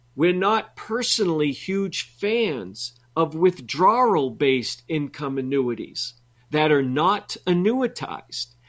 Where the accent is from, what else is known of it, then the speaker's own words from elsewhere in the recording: New England, United States; I grew up in New England